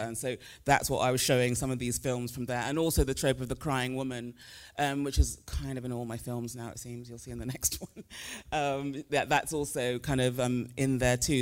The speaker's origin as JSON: {"language": "English", "country": "United Kingdom", "tie": "born or raised there", "also_born_or_lived": "Nigeria", "moved": "as an adult", "lives_now": "United States", "said": "even though I grew up in the U K and currently live in the States"}